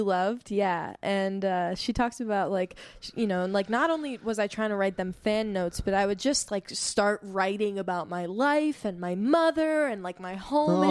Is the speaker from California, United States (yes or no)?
yes; California, United States; my lived experience of being a Californian